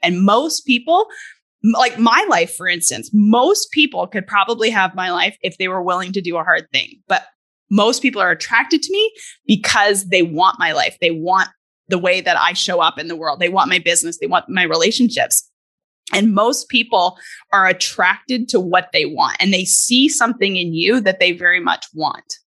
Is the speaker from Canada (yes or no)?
yes; Canada; moved away; I'm originally from Canada